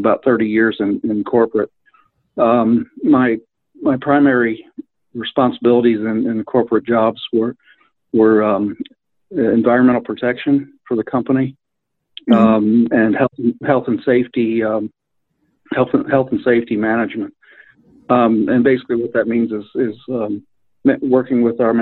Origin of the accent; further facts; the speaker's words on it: Wilmington, Delaware, United States; moved away as an adult; also born or lived in Alabama; now in Syracuse, United States; I'm originally from Wilmington, Delaware, and moved to Alabama when I was 18 with my parents